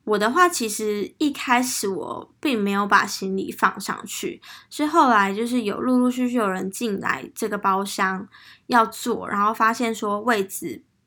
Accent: Taiwan; 他就知道我是台湾人

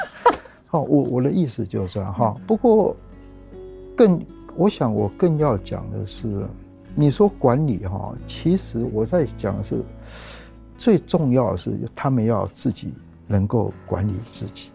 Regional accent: Taipei, Taiwan; 那我老家在那里

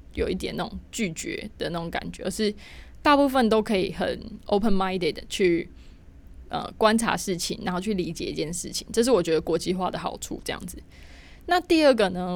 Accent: Taiwan; 像我一样的那个土包子， 台台包不见，台湾人

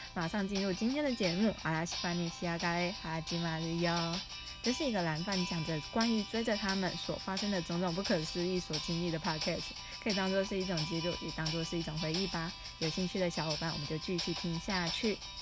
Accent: Taiwan; 我来自于台湾

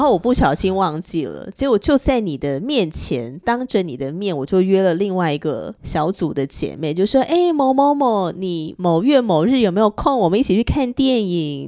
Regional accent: northern Taiwan, Taiwan; 那我是彻头彻尾的北部人啊

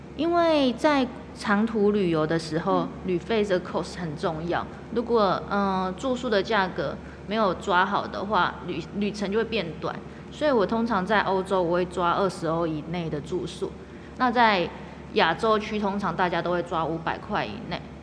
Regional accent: Donggang, Pingtung County, Taiwan; 那我在东港，我会讲我是大型生，就住在大潭那边的

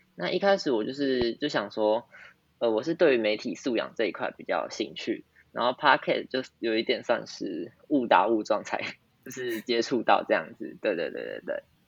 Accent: Tainan, Taiwan; 我是来自台南市北门高中的

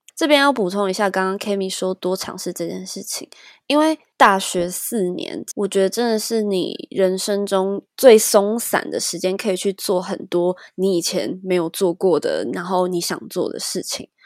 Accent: Taiwan; 从小在台湾就是填鸭式教育嘛

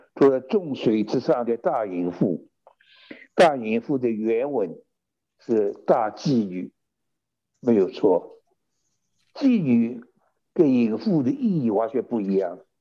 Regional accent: China; also born or lived in California, United States; now in United States; 我们中国人

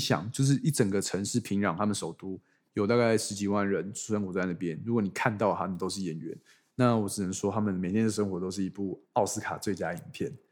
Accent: Taiwan; 我是从台湾来

